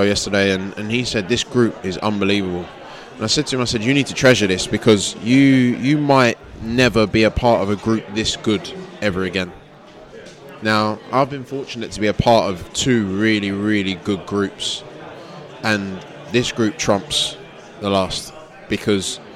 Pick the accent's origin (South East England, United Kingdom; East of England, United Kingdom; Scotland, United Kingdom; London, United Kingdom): London, United Kingdom; this is home. I was born in Greenwich Hospital, which is now a block of flats